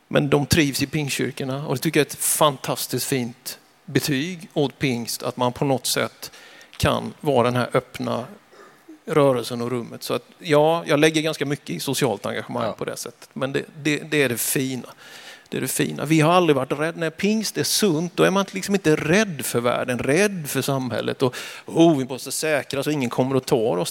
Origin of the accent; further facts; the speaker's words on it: Vetlanda, Jönköping County, Sweden; now in Västerås, Sweden; Jag är född i Vetlanda kommun, en liten by som heter Björkeby, 1971